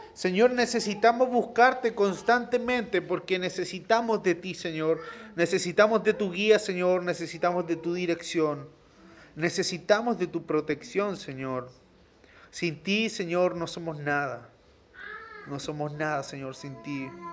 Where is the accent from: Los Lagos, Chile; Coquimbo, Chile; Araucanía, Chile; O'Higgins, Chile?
Coquimbo, Chile; La Serena; yo soy de La Serena